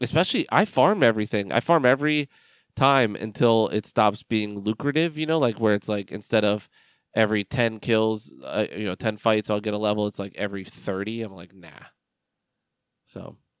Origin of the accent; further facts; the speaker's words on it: United States; I'm as American as they come